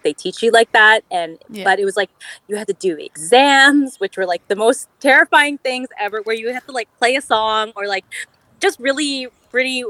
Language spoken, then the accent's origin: English; Ottawa, Ontario, Canada; I'm born and bred in Ottawa